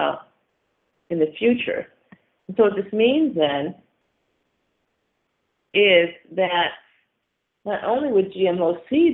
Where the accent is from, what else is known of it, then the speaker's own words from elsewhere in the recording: Syracuse, New York, United States; I'm from Syracuse, New York. We have a bunch of lakes in the area.